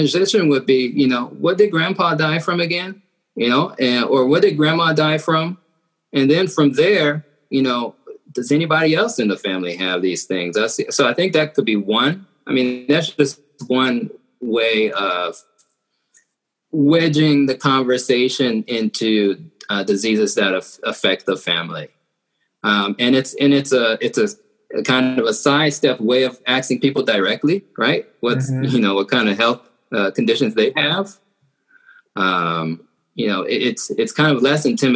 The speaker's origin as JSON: {"language": "English", "region": "Georgia", "country": "United States", "moved": "yes", "said": "I like to call it the bottom right corner. So I'm from Georgia"}